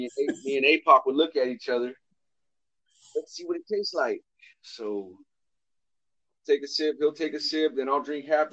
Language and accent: English; California, United States; When I was about 5, 6 years old, I grew up in California.